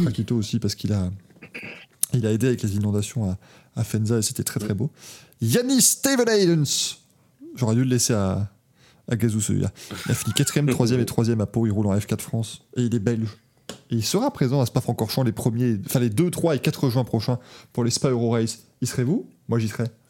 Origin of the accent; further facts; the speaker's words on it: Luxembourg; je suis de Luxembourg